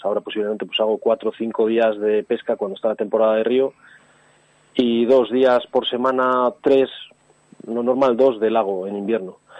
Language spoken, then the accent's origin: Spanish; Santa Lucía, Spain; desde pequeñito yo vivía en un pueblo que se llama Santa Lucía, que es donde he nacido